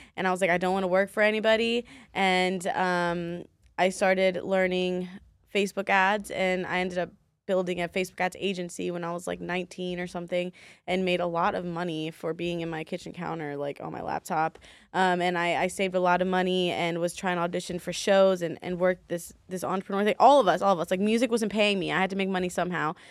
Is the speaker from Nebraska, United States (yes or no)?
no; Baltimore, Maryland, United States; moved away as an adult; also born or lived in DC, Maryland, Virginia (DMV); now in Las Vegas, United States; I was born in Baltimore, Maryland